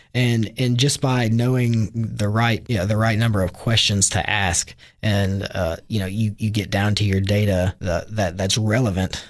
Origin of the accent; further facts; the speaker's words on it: Hohenwald, Tennessee, United States; I was raised originally in Hohenwald, Tennessee, which is about, uh, ninety miles southwest of Nashville